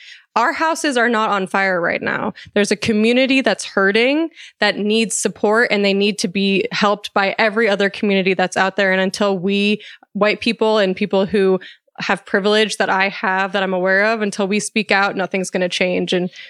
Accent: Colorado, United States; Growing up in Colorado, I really didn't see it a lot in Colorado.

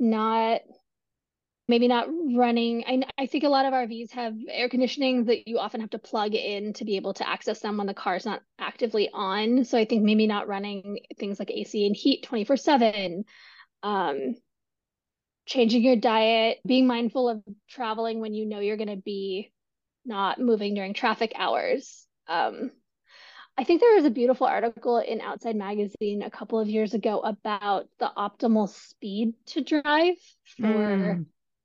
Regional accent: California, United States; my home state of California

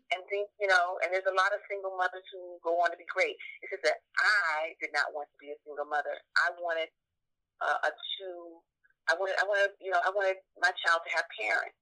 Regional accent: Georgia, United States; I'm from the South. I'm from Georgia.

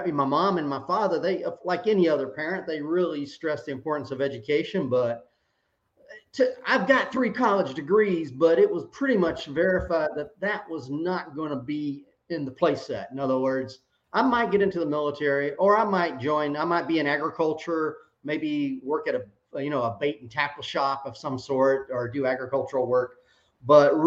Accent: Georgia, United States; also born or lived in South Carolina; now in San Antonio, United States; I grew up in Georgia and in South Carolina. I'm a Southern guy by birth and by being raised

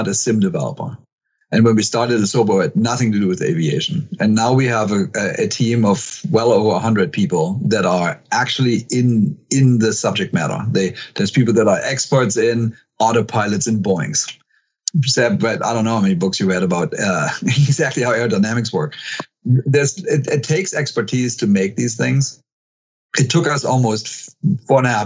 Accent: Germany; also born or lived in Texas; now in Seattle, United States; we're both from Germany

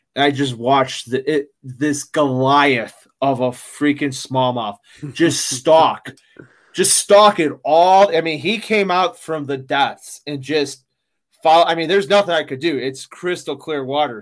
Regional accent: Chicago, Illinois, United States; I'm from Chicago, I'm from the Midwest

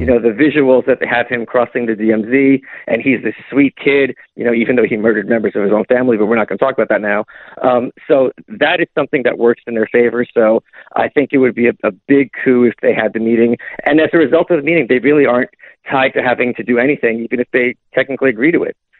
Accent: New York, United States; I'm from New York

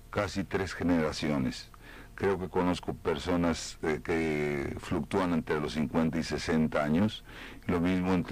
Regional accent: Cuba; now in Union City, United States; Yo soy cubano de Union City.

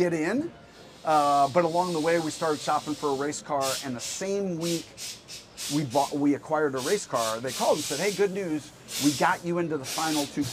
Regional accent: Freeport, Illinois, United States; moved away as an adult; also born or lived in Europe; now in Denver, United States; I grew up small town Illinois, a town called Freeport

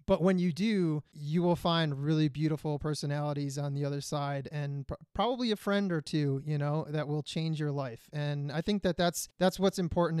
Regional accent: Grosse Pointe, Michigan, United States; moved away; also born or lived in Detroit; I was born in Grosse Pointe. I think I was born in Bonsecours, but I lived in the city for four years

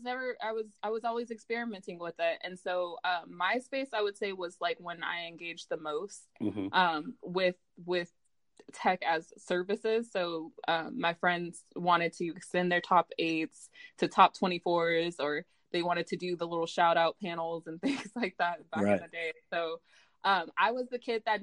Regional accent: Stockton, California, United States; I'm from Stockton

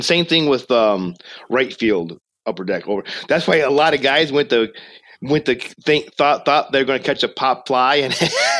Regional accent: Michigan, United States; Michigan, my home state

